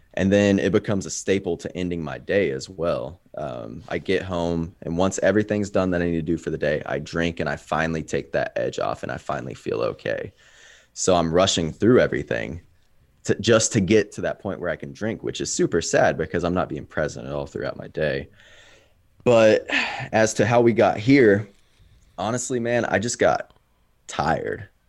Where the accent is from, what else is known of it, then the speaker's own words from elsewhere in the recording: Kansas City, United States; I'm from Kansas City.